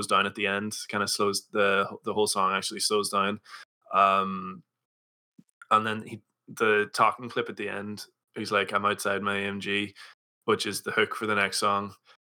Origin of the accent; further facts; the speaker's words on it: Donegal, Ulster, Ireland; I'm from Donegal